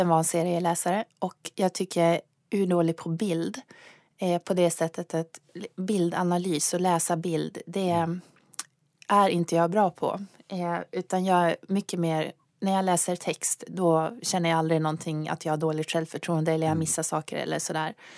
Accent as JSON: {"language": "Swedish", "town": "Luleå", "region": "Norrbotten County", "country": "Sweden", "said": "Jag kommer från Luleå"}